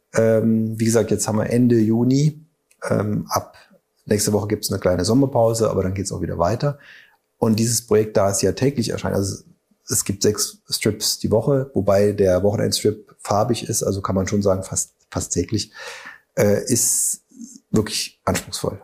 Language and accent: German; Saarbrücken, Saarland, Germany; now in Überherrn, Germany; als Saarländer